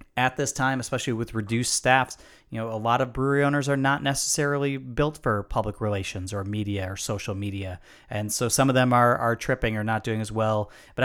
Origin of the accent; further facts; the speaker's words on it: Illinois, United States; my home state of Illinois